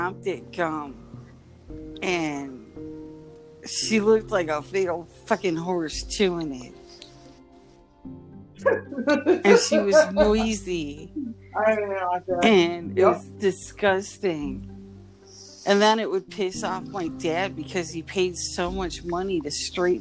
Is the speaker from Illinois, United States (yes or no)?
yes; Chicago, Illinois, United States; I'm from Chicago